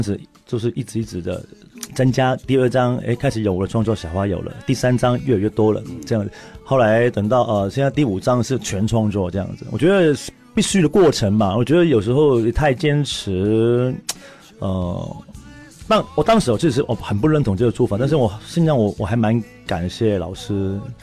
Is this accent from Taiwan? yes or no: no; Hong Kong; accent: Hong Kong accent; 因为我，我可能讲话有香港腔嘛